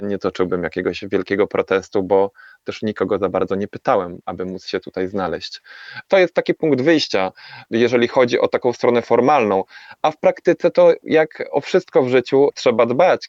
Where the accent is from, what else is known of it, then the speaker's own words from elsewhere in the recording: Tychy, Silesian Voivodeship, Poland; moved away as an adult; now in Tenerife, Spain; urodziłem się w Tychach i większość mojego życia spędziłem na osiedlu